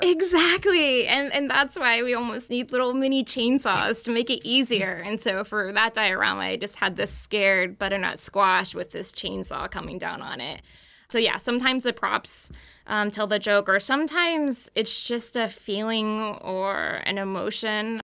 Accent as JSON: {"language": "English", "region": "Texas", "country": "United States", "tie": "born or raised there", "moved": "yes", "lives_now": "Maryland, United States", "said": "I grew up in Texas"}